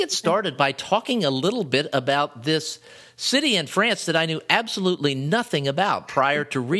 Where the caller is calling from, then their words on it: Naples, Florida, United States; I'm calling from Naples, Florida, talking via Skype.